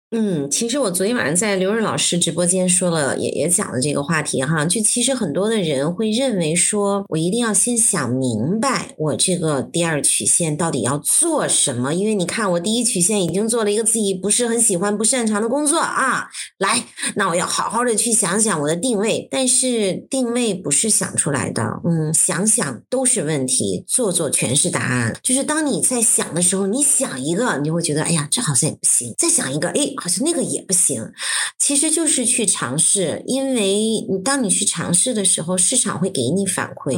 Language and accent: Chinese; Beijing, China; 就是北京人，然后我在北京出生长大，我上了全中国最好的高中，人大附中，然后考了一个那个全北京最烂的大学